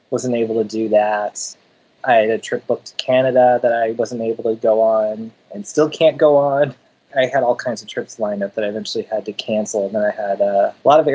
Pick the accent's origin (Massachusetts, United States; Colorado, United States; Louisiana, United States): Colorado, United States; Denver; now in San Francisco Bay Area, United States; I grew up in Denver